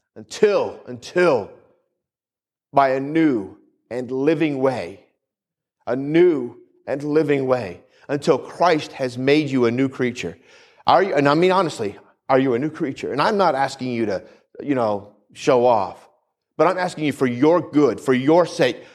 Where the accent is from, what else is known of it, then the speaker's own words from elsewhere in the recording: New England, United States; where I grew up in New England